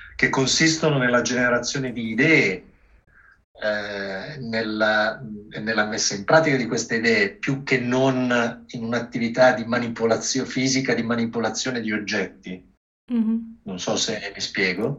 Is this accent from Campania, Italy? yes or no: no; Milan, Lombardy, Italy; io sono nato a Milano